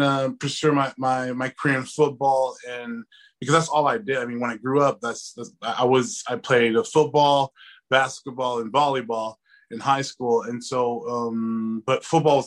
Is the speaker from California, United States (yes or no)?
yes; Inglewood, California, United States; I grew up in Inglewood, California.